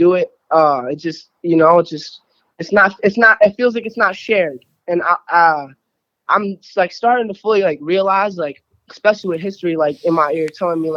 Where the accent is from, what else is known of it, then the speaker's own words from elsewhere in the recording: Burlington, Vermont, United States; I am from Burlington, Vermont